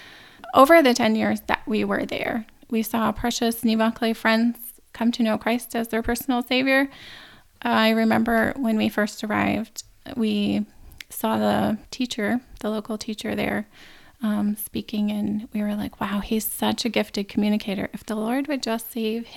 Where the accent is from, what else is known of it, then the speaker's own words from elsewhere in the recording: Wisconsin, United States; moved away as an adult; also born or lived in Paraguay; now in Canada; I grew up in Wisconsin, racing horses and playing sports